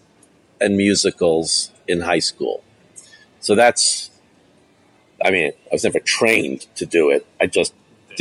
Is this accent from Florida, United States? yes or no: no; New York City, New York, United States; I grew up in New York City